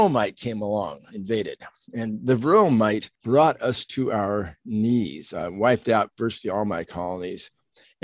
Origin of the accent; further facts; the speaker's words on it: Southern California, United States; I grew up in Southern California, very much involved in nature